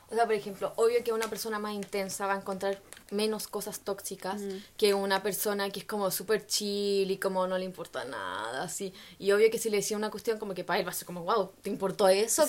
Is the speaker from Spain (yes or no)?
no; Chile; de Chile, somos de Chile